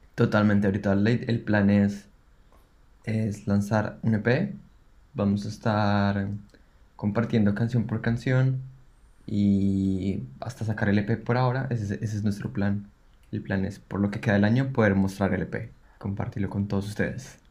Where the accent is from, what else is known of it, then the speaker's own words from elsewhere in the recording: Bogotá, Colombia; moved away as an adult; now in Melbourne, Australia; como colombianos